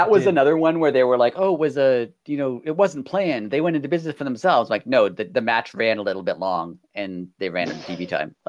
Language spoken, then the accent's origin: English; Canada; I'm Canadian.